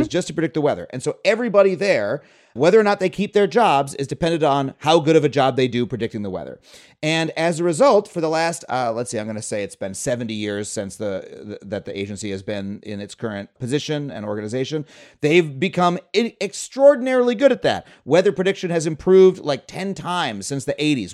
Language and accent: English; Long Island, New York, United States; also born or lived in Florida; I grew up on Long Island, but we spent one year in Florida